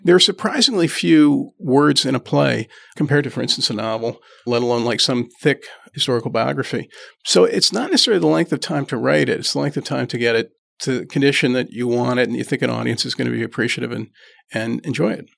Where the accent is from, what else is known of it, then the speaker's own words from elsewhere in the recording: Trenton, New Jersey, United States; I grew up in Trenton, New Jersey.